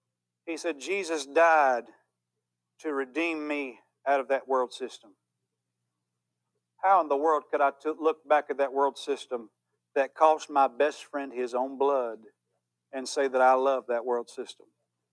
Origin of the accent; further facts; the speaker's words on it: Louisville, Kentucky, United States; well, you know, I'm just from Louisville, so I like all that.